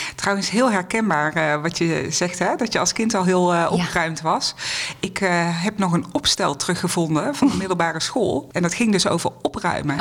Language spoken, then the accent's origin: Dutch; North Brabant, Netherlands; moved away as an adult; now in Amstelveen, Netherlands; Ik kom oorspronkelijk uit Brabant, maar sinds meer dan twintig jaar ben ik al gezetteld boven de rivieren.